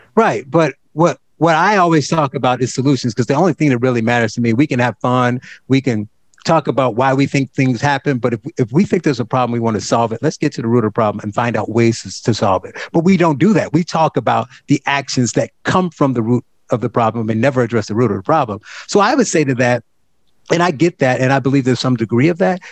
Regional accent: Gary, Indiana, United States; I grew up in Gary, Indiana

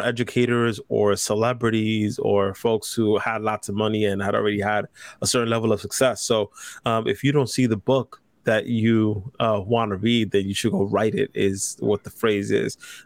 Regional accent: New York City, New York, United States; I grew up in the Lower East Side that was just of Manhattan

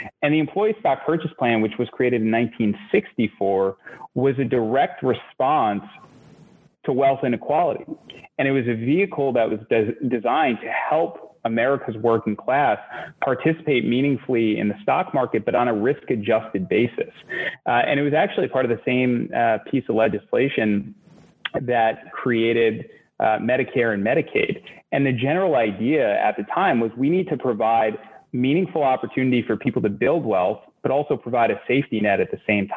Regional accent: New York City, New York, United States; also born or lived in Boston; I'm from Queens originally, and I grew up in a small little apartment in Queens in a really working class neighborhood

